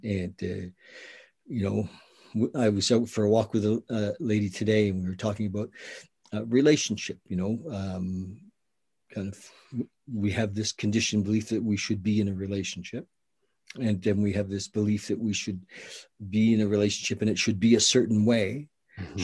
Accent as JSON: {"language": "English", "region": "the Maritimes", "country": "Canada", "said": "I'm from the Maritimes."}